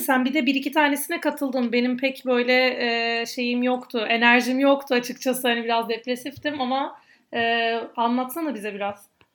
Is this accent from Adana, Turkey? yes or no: yes; Adana, Turkey; ben Adanalı olduğum için, e, çamaşır suyu, daha doğrusu hipo, hipo demekten kendimi alamıyorum